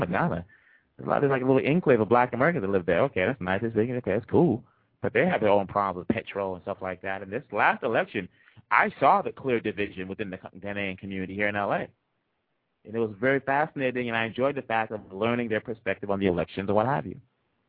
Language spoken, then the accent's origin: English; DR Congo; English is a second language; now in Boston, United States; Me, I'm Congolese. I was born in Congo. My adopted home is Boston, Massachusetts, the United States.